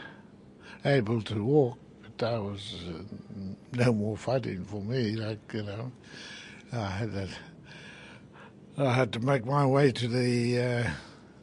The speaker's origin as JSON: {"language": "English", "town": "Whakatane", "region": "Bay of Plenty", "country": "New Zealand", "tie": "born or raised there", "said": "I was born in Whakatane"}